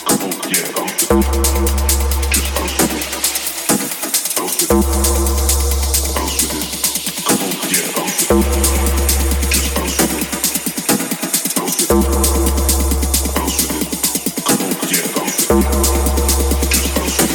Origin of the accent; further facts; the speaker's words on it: Southampton, South East England, United Kingdom; I'm from Southampton